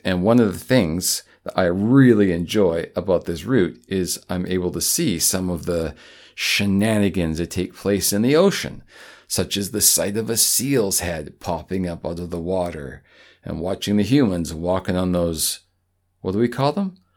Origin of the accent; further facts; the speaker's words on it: Canada; as a Canadian